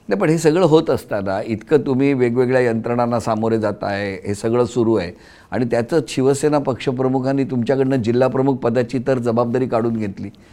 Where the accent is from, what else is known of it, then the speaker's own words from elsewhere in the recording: Sindhudurg, Maharashtra, India; now in Mumbai, India; सिंधुदुर्गात आणि अर्थातच ता माझा गाव असल्यामुळे